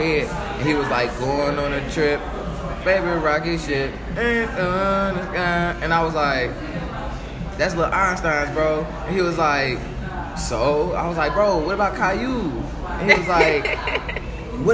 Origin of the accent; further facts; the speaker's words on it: Chicago, Illinois, United States; moved away as an adult; now in Tulsa, United States; born and raised in Chicago